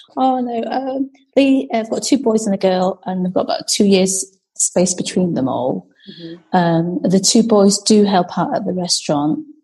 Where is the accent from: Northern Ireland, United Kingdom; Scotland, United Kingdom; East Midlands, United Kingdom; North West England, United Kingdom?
North West England, United Kingdom; Macclesfield; moved away as an adult; now in Edinburgh, United Kingdom; I grew up uh, in Macclesfield, in Cheshire